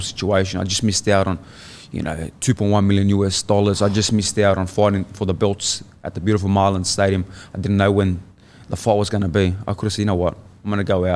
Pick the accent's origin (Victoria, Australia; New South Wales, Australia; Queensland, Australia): New South Wales, Australia; Sydney; moved away as an adult; born in Sydney. Yeah, born and raised in Sydney